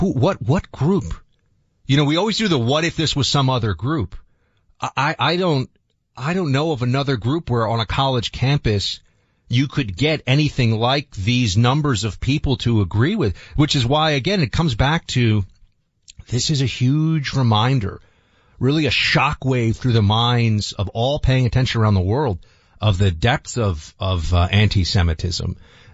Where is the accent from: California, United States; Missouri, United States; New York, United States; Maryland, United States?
New York, United States; New York City; I've lived in two of the most heavily concentrated Jewish communities in the whole, I mean, I grew up in New York City